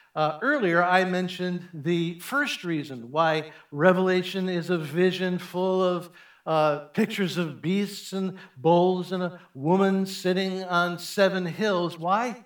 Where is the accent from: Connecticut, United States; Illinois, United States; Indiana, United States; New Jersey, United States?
Illinois, United States; Chicago; I grew up in Chicago